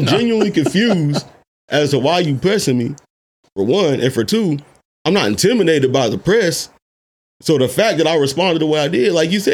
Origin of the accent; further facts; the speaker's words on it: Kansas City, Kansas, United States; now in San Diego, United States; I'm from Kansas City. I'm from Kansas.